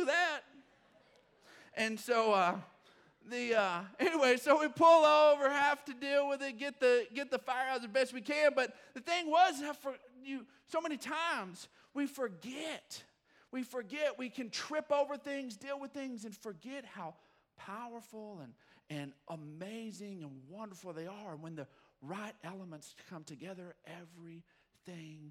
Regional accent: Odessa, Texas, United States; I grew up in Odessa, Texas

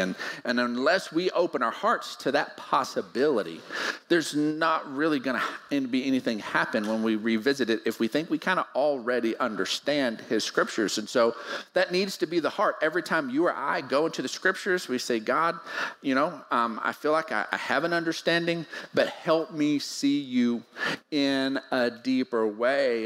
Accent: Odessa, Texas, United States; We grew up in Odessa, so we we had to go to the lake. We had to go find water

